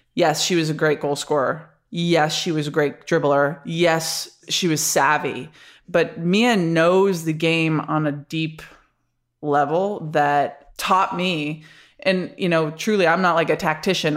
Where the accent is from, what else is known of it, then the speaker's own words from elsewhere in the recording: Rochester, New York, United States; moved away as an adult; also born or lived in Florida; I grew up in Rochester, New York